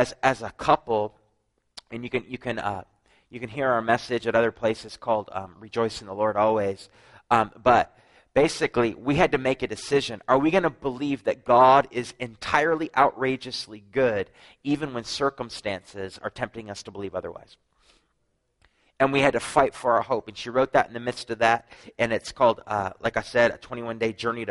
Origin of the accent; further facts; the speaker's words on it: New Brunswick, Canada; I'm from New Brunswick, Canada